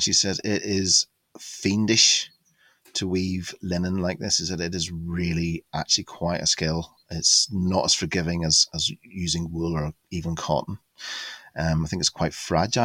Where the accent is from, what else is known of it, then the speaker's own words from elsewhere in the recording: Larne, Northern Ireland, United Kingdom; now in Sussex, United Kingdom; my hometown Larne, there was linen weaving